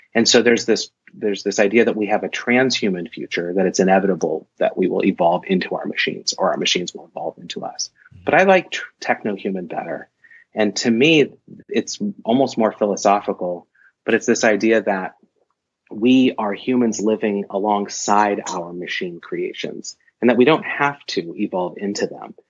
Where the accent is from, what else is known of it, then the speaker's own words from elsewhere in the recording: Portland, Oregon, United States; moved away as an adult; also born or lived in Madison, Wisconsin / Washington State; I ended up at the University of Portland, which is in my hometown